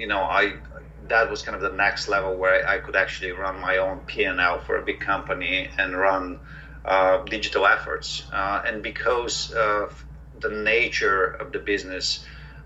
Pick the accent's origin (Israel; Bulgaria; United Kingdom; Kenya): Bulgaria; moved away as an adult; also born or lived in New York, United States; now in United States; I'm originally from Bulgaria, came to the States for college back in 1992